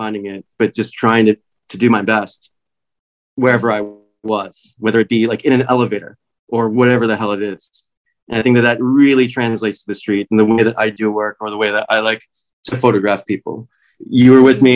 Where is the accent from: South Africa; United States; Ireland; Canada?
United States; Washington, District of Columbia; accent: American; moved away as an adult; also born or lived in New York City / England; now in Los Angeles, United States; I grew up in Washington, D.C. That's where I was born.